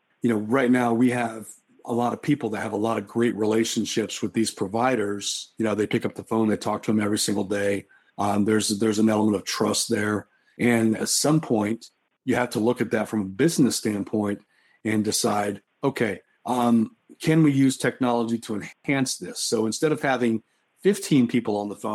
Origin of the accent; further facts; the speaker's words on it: Oklahoma, United States; I grew up in Oklahoma and I'm Native American